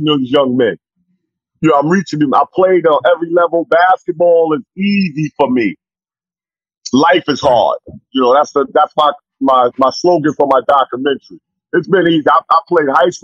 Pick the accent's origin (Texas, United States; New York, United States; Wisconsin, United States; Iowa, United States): New York, United States; New York City; my hometown where I'm from